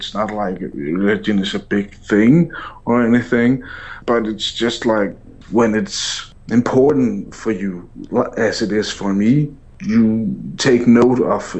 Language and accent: English; Denmark; My Twitter handle is …, and I'm from Denmark.